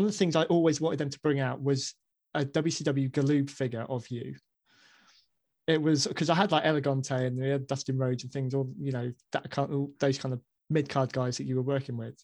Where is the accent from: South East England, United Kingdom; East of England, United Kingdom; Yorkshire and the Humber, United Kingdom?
South East England, United Kingdom; Basingstoke; Basingstoke, which is my hometown